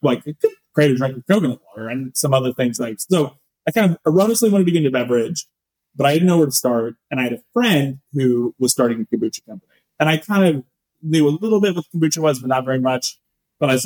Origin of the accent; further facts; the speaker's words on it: Northern California, United States; also born or lived in San Francisco; I was born in San Francisco. I grew up in Northern California